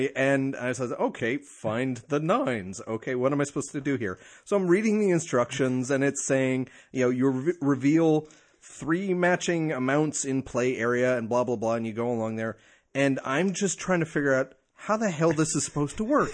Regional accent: New Jersey, United States; moved away; my home state of New Jersey

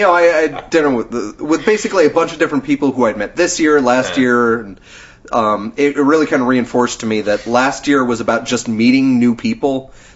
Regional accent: United Kingdom; I'm British, and I'm talking to you in a very calming

